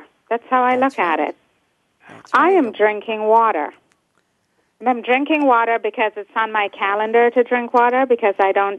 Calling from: New York City, New York, United States; I'm also calling from home, working from home today in Brooklyn, New York.

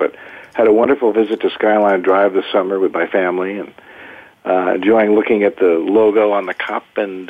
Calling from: Wilton, Connecticut, United States; I'm calling from my home office in the Woodburbs of Wilton, Connecticut, about an hour, not too far from Bryan, actually kind of up in northeast suburbs, if you will.

